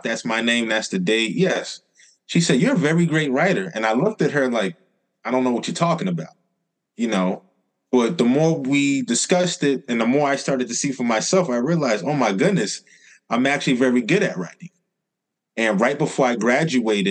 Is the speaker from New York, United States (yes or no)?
yes; New York City, New York, United States; Born and raised, Southside Jamaica, Queens.